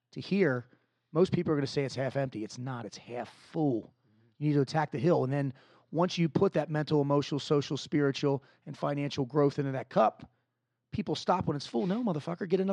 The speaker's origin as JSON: {"language": "English", "town": "Dundalk", "region": "Maryland", "country": "United States", "said": "I'm originally from Dundalk, Maryland, which is not the greatest part of town in Maryland"}